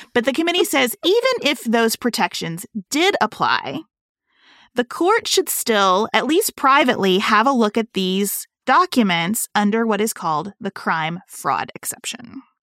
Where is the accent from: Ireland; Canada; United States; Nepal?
United States; as an American citizen